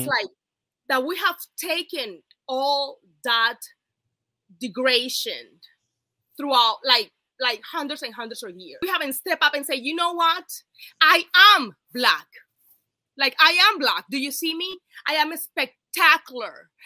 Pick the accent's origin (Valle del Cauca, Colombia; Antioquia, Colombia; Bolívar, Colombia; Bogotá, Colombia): Bolívar, Colombia; Cartagena; now in United States; I am from Cartagena, Colombia.